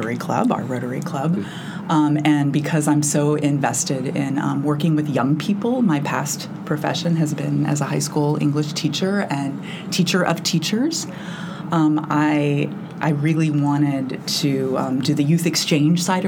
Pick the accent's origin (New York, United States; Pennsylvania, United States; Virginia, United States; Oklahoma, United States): Oklahoma, United States; Tulsa; also born or lived in East Coast; now in Bloomington, United States; I moved here from the East Coast, but I grew up in Tulsa, Oklahoma.